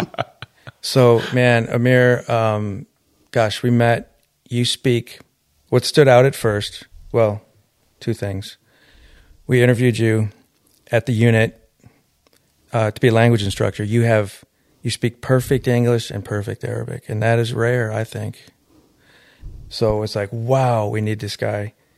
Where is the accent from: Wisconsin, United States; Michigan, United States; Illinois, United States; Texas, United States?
Michigan, United States; Detroit; I'm from Detroit inner city.